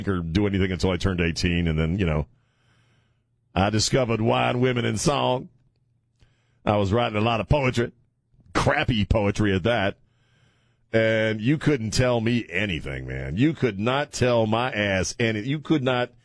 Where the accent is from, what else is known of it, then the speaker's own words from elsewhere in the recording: United States; I grew up on Chesapeake Bay and on the ocean